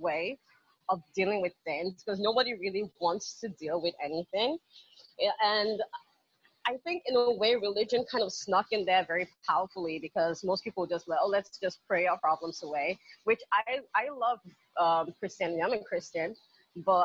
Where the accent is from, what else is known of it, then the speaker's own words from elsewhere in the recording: Nigeria; Growing up in Nigeria